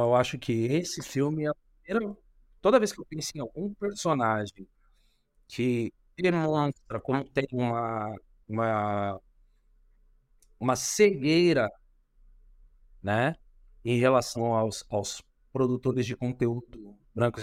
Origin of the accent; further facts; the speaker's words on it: São Paulo, Brazil; Eu venho da periferia de São Paulo, venho de Itaquera